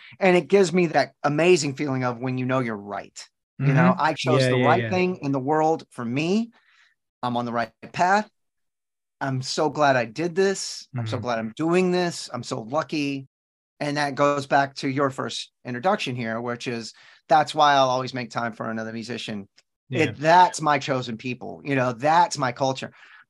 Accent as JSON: {"language": "English", "region": "Texas", "country": "United States", "tie": "born or raised there", "said": "You know, I live in Texas still. I'm born and raised in Texas."}